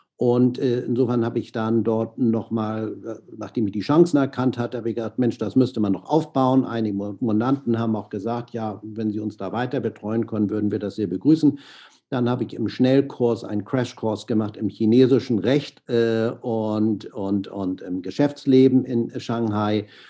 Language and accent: German; Hamburg, Germany; moved away as an adult; also born or lived in San Francisco, United States / Miami, United States / Monaco; ich bin in Hamburg aufgewachsen